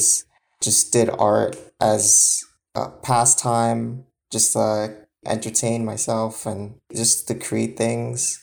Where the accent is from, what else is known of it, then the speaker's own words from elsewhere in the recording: Yonkers, New York, United States; I'm from Yonkers, New York.